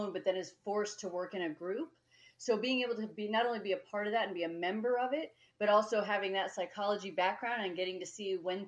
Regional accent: Colorado, United States; I was born and raised in Colorado

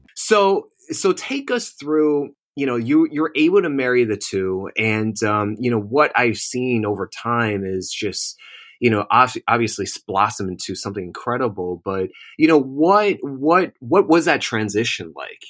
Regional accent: New Jersey, United States; also born or lived in Manhattan, New York; I was born and raised in Jersey

